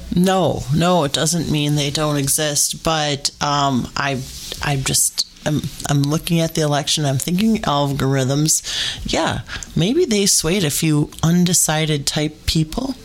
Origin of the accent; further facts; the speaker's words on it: United States; as an American